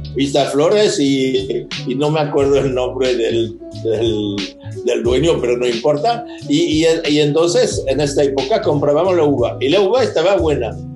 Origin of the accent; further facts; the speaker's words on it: Pomerol, Nouvelle-Aquitaine, France; Spanish is a second language; Yo nací en Pomerol